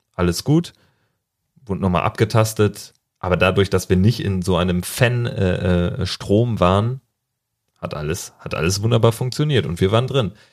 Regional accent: Berlin, Germany; im Pass Berlin und auch nicht Mönchengladbach

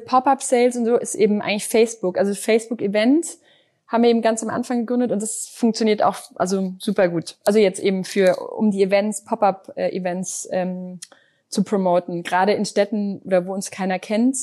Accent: Düsseldorf, North Rhine-Westphalia, Germany; ich bin gebürt, gebürtige Düsseldorferin

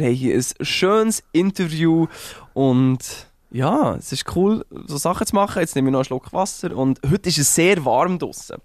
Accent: Uetendorf, Bern, Switzerland; groß geworden in Uetendorf hieß das Dorf, so ein 7000 Einwohner Dorf

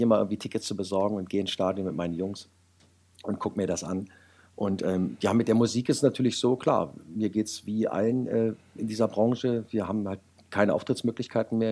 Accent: Wolfsburg, Lower Saxony, Germany; ich bin gebürtiger Wolfsburger

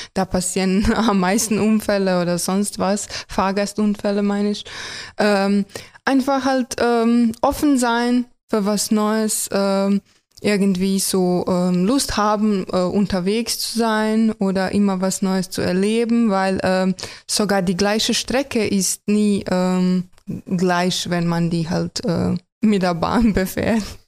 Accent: Croatia; German is a second language; moved away as an adult; now in Germany; Ich komme aus Kroatien.

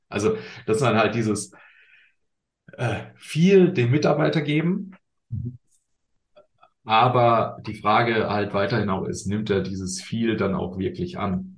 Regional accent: Germany; wir sind da manchmal als, als äh, Deutsche

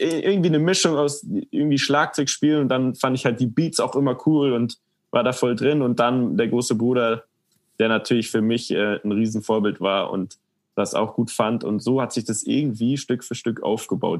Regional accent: Munich, Bavaria, Germany; ich bin in München aufgewachsen

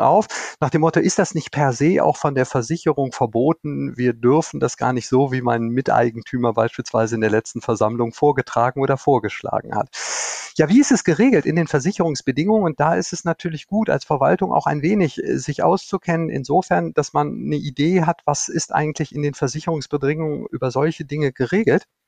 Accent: North Rhine-Westphalia, Germany; born or raised there

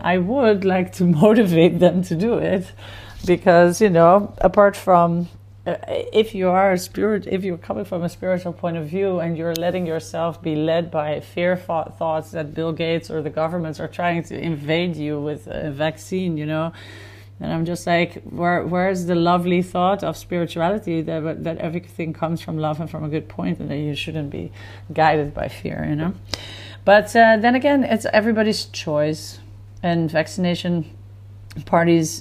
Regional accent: Netherlands; now in Tel Aviv, Israel; growing up in Holland, you definitely always had the influence of festivals

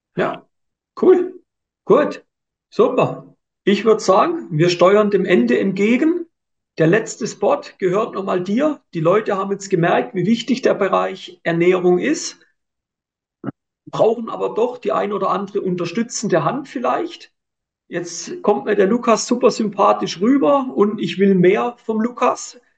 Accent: Switzerland; bei uns in der Schweiz

